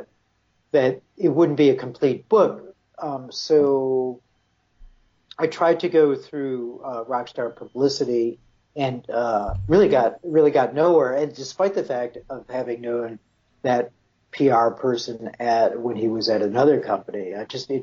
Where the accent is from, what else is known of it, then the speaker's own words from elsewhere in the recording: Buffalo, New York, United States; moved away as an adult; that was kind of my ticket out of my hometown, which was Buffalo.